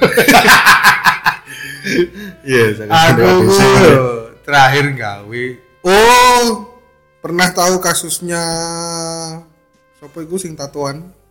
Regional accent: East Java, Indonesia; kita orang Jawa Timur

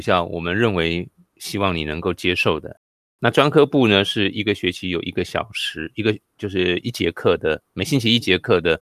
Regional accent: Tainan, Taiwan; moved away as an adult; also born or lived in Taipei; now in Kaohsiung, Taiwan; 超过了我在我的故乡台南待的时间

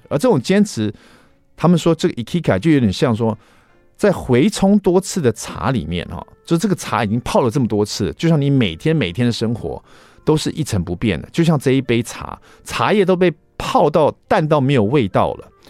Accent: Taiwan; 我们台湾人

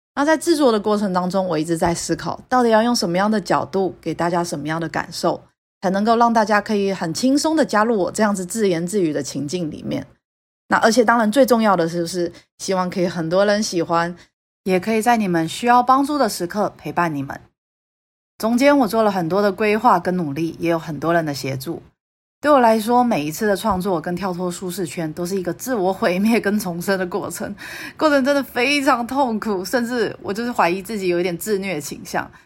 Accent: Taiwan; moved away as an adult; also born or lived in United Kingdom; 我是一个台湾土生土长的设计师，在英国念书，毕业之后长期都在国外，专门为各大品牌工作

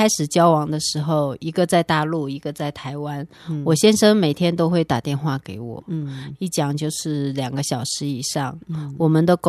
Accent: Manzhouli, Inner Mongolia, China; moved away as an adult; now in Taiwan; 出生在内蒙古满洲里市，八年前在、

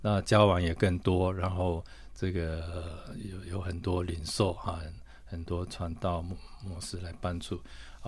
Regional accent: Tainan, Taiwan; now in Taipei, Taiwan; 南部，我是在台南市长大的

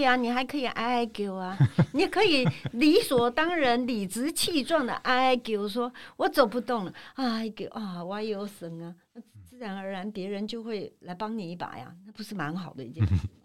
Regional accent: Taipei, Taiwan; moved away as an adult; now in Tainan, Taiwan; 我是在台北土生土长嗯，成长六十七年，哈台南，六十一七年年我才离开了一个很熟悉的环境，然后搬到一个台南

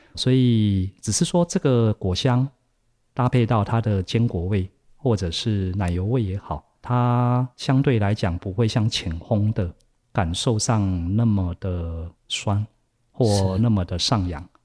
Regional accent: Taiwan; 我们台湾人比较熟悉喝茶的方式

